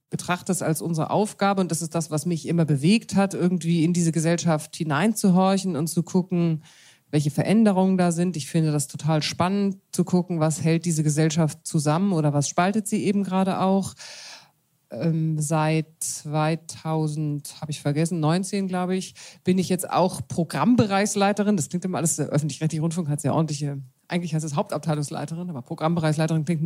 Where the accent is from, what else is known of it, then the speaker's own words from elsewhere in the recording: Munich, Bavaria, Germany; Ich bin, wie ich gerade feststelle, Landratte. Ich komme eigentlich aus München und hab's doch nicht so mit dem Element Wasser